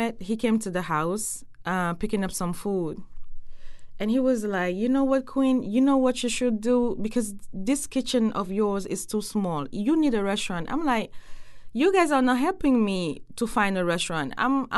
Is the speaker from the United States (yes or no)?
no; Senegal; moved away; I'm from West Senegal